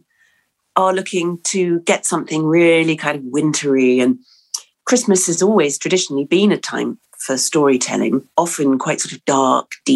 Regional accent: England, United Kingdom; born or raised there; also born or lived in New Zealand

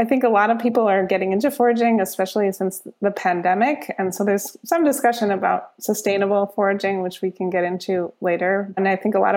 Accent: Germany; moved away as an adult; now in Minneapolis, United States; I grew up in Germany. My dad is German and my mom is from the Twin Cities area

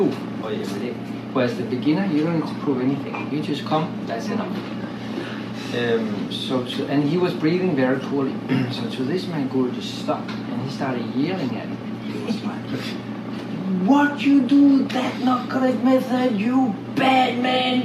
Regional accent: Denmark; I'm from Denmark.

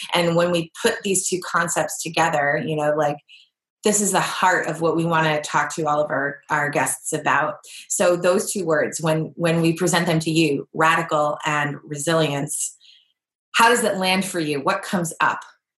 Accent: Massachusetts, United States; I'm like border, like I'm from Massachusetts. We say wicked.

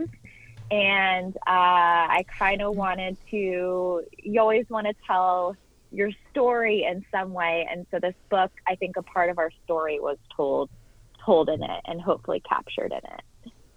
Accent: Orange County, California, United States; moved away as an adult; also born or lived in Washington, D.C.; I grew up in Orange County, California

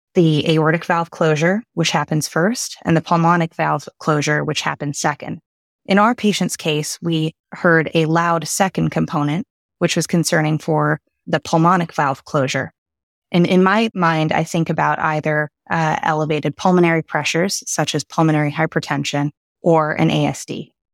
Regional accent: Canada; moved away as an adult; also born or lived in United Kingdom / Boston / Connecticut; now in Houston, United States; born in the U K and spent my formative years in Canada

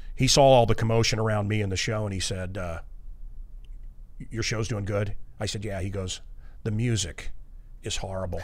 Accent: Kansas City, Missouri, United States; I heard those as kids growing up in Kansas City, Suicide Falls, Missouri

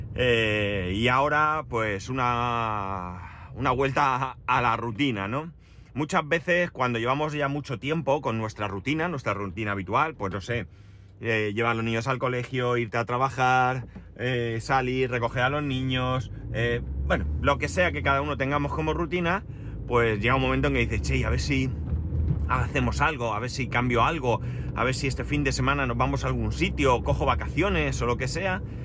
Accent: Alicante, Valencian Community, Spain; Pero, ¿pero dónde han nacido? Digo, en Alicante

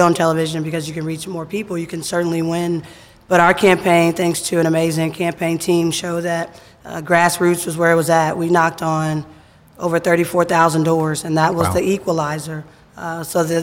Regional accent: Cincinnati, Ohio, United States; I grew up here in Cincinnati, born and raised.

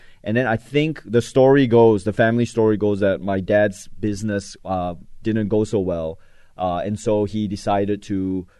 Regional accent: Malaysia; I was born in Malaysia.

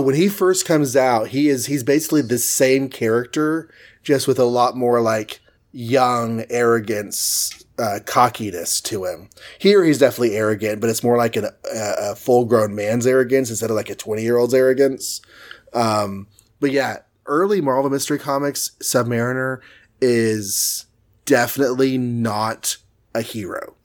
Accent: Texas, United States; I'm from Texas

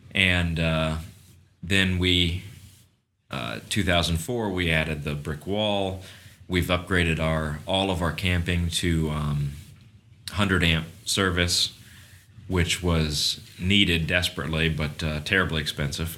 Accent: Kissimmee, Florida, United States; I was brought up in this resort. You know, I, I was raised in Cypress Cove

